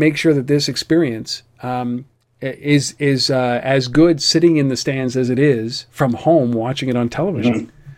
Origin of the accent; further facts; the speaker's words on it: Canada; And to the point where I'm a Canadian, and I say, like, you know what, I don't even need to go to a hockey game